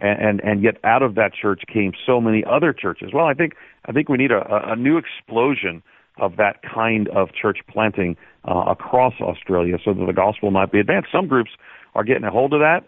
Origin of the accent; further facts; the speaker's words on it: outside of New York City, United States; also born or lived in Buffalo, New York; I grew up in outside of New York City in an Irish Catholic home